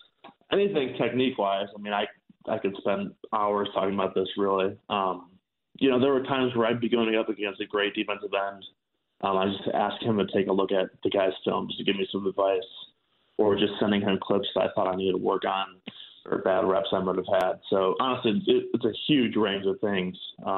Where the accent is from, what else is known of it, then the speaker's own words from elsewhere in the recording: Chicago, Illinois, United States; So I've always been a Packers fan, despite growing up in Chicago.